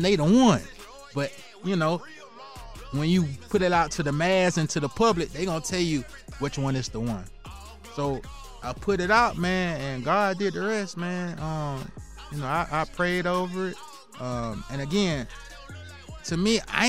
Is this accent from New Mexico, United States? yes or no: no; Columbia, South Carolina, United States; I'm from Columbia, South Carolina